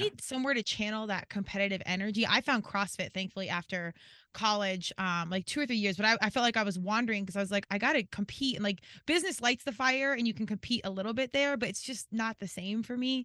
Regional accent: Colorado, United States; moved away as an adult; also born or lived in Virginia; I was from Colorado and went out east to George Mason in Virginia

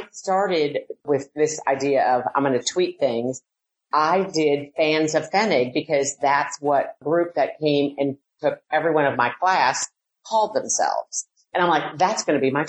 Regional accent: Milwaukee, Wisconsin, United States; moved away as an adult; also born or lived in West Virginia / Augusta, Georgia; now in Atlanta, United States; born and raised in Milwaukee and moved to West Virginia, then Augusta, and then in Atlanta.

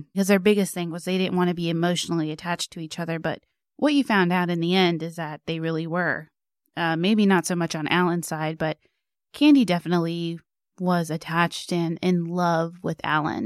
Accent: Wylie, Texas, United States; Wiley is actually my hometown. I was born there

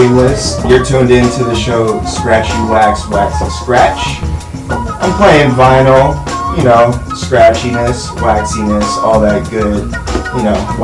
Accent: San Francisco, California, United States; now in El Cerrito, United States; I was born and raised in San Francisco

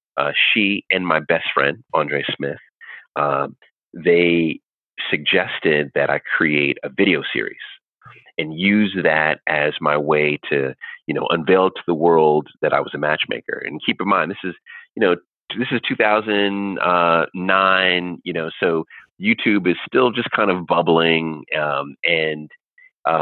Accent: Jamaica; I'm Jamaican

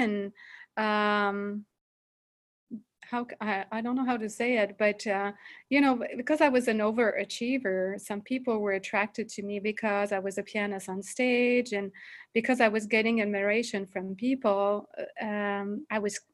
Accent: Montreal, Quebec, Canada; accent: French; English is a second language; I come from Canada, Montreal. So I'm basically French speaking most of the time. So if you find my accent funny, this is why

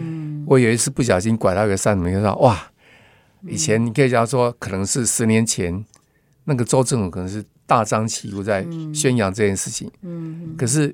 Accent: Tainan, Taiwan; now in Taipei, Taiwan; 我台南人来了

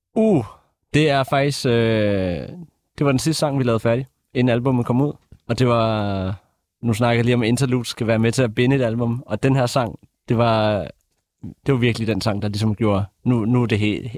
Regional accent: Bornholm, Capital Region of Denmark, Denmark; os alle tre i …, vi kommer fra Bornholm, hvilket er provinsen

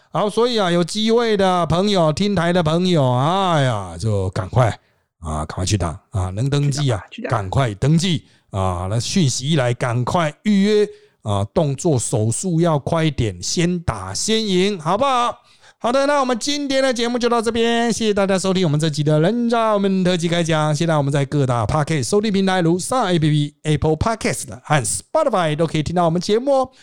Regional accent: Taiwan; 我们台湾人很厉害

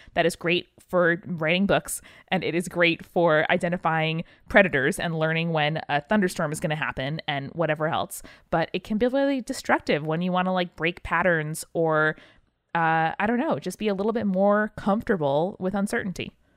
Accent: Northeast, United States; we grew up in the Northeast. We get nor'easters.

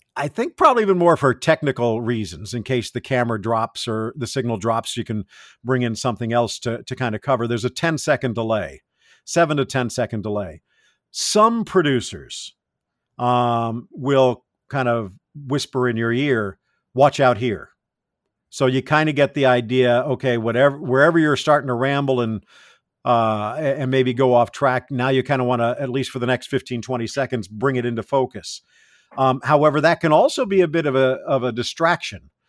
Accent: South Florida, United States; also born or lived in California; growing up in South Florida at that time

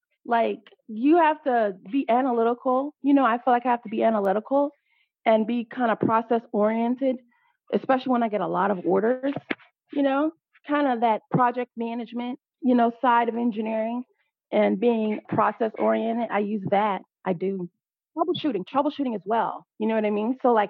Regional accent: Pflugerville, Texas, United States; back in my hometown of Austin, or in Pflugerville, rather, because I knew a lot of people

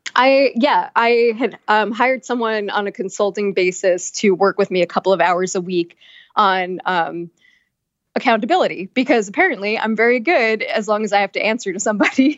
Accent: Long Island, New York, United States; now in New York City, United States; I'm from Long Island

